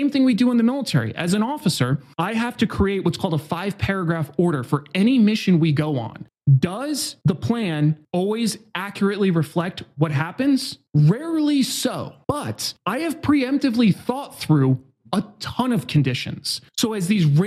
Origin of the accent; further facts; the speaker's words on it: Newburgh, New York, United States; now in San Diego, United States; I was born in Hudson Valley, so just outside of New York City. And I grew up in kind of a standard American town. I definitely was really high gang violence. It's a place called Newburgh, New York